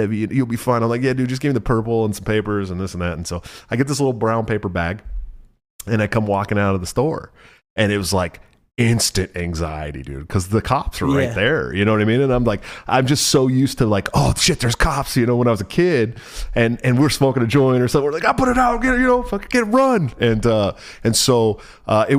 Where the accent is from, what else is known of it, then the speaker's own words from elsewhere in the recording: California, United States; moved away as an adult; also born or lived in Washington; now in Iowa, United States; growing up in California, where weed was very illegal when I was a kid